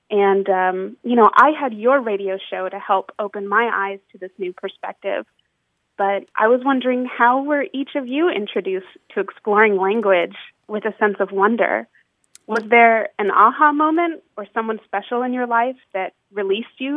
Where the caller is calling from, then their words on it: Escondido, California, United States; I'm calling from Escondido.